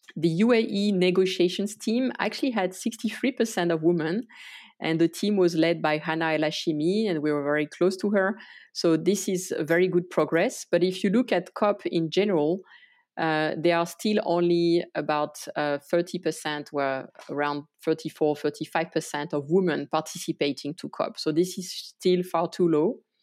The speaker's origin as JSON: {"language": "English", "country": "France", "tie": "born or raised there", "also_born_or_lived": "Tajikistan / Santiago, Chile", "moved": "as an adult", "said": "I was actually born in France. Uh, I grew up in the countryside"}